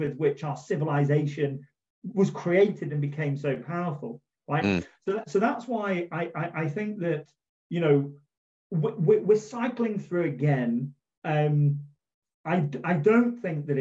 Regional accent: Manchester, North West England, United Kingdom; I was born in Manchester, birthplace of the Industrial Revolution.

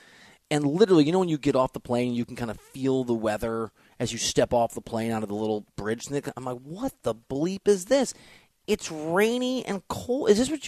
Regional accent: Iowa, United States; also born or lived in Chicago suburbs / Wisconsin / Missouri / Arkansas; even though I'm from Iowa and lived in the Chicago suburbs for a while, in Wisconsin for a while.

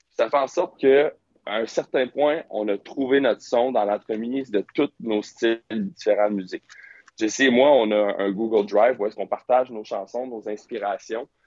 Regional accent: Quebec, Canada; On est québécois. Mm-hmm. pour, notre langue est extrêmement importante pour nous.

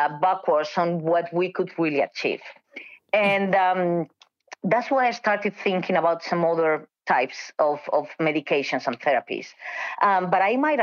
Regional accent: Spain; moved away; I'm from Spain

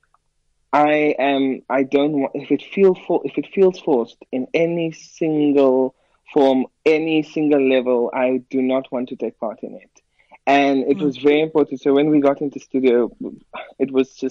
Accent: South Africa; I'm a South African pianist

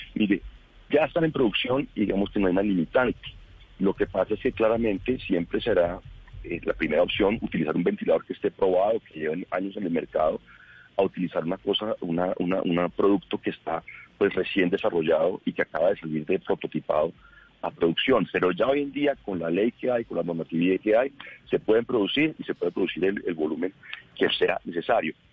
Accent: Bogotá, Colombia; yo soy bogotano, quiero Bogotá

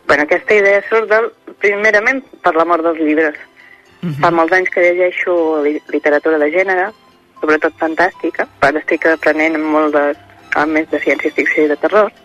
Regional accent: Catalonia, Spain; soc de Maries de Voltregà, un poble del costat

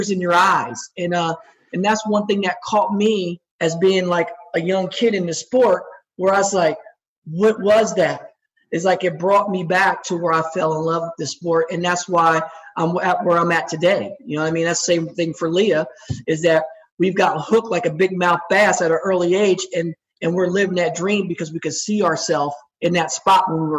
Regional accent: Chesterfield, New Jersey, United States; I grew up in Chesterfield, New Jersey, which is right next to Trenton.

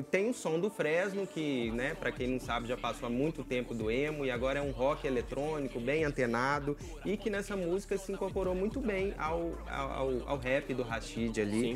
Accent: Minas Gerais, Brazil; A gente que é da terra do …, vamos conversar aqui, a gente é mineiro raiz

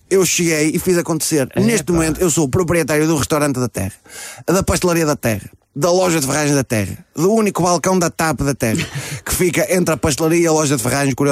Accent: Escalhão, Guarda, Portugal; Que eu não sou de lá. Eu sou do Escalhão. Faz parte do Conselho, mas é um bocadinho mais para cima. Eu fui para lá com 18 anos, só com a roupa do corpo

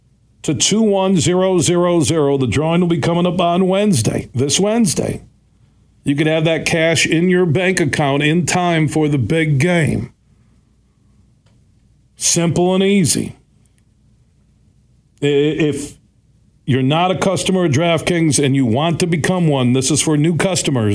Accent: Sparta, Michigan, United States; Sparta, Michigan, my hometown

